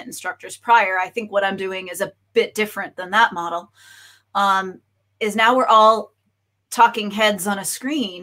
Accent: Boston, Massachusetts, United States; also born or lived in Kona; now in Florida, United States; I'm originally from Boston.

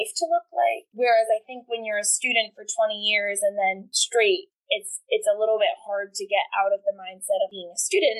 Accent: Cary, North Carolina, United States; I am from Cary, North Carolina

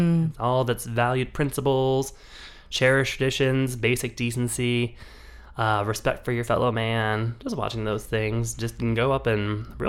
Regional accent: California, United States; Which is just one of like the bougiest, whitest getaways that you can have as a Californian.

